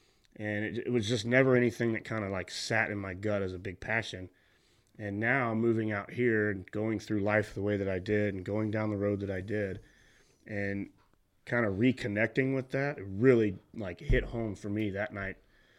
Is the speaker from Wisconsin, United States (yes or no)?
no; Southern Illinois, United States; moved away as an adult; I grew up in Southern Illinois, which is like the whitetail capital of the world.